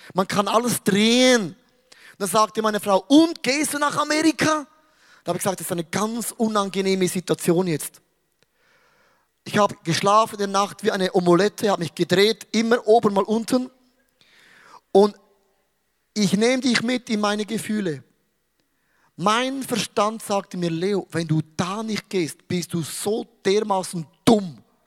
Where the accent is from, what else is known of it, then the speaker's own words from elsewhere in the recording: Switzerland; ich bin ein Schweizer